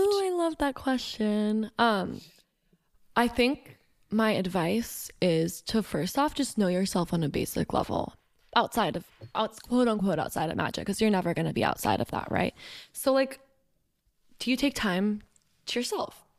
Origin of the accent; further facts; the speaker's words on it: Johns Creek, Georgia, United States; I grew up in Johns Creek, Georgia